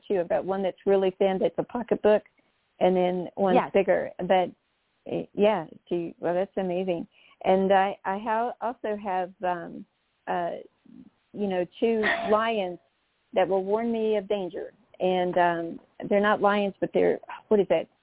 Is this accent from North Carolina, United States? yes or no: yes; North Carolina, United States; I come from North Carolina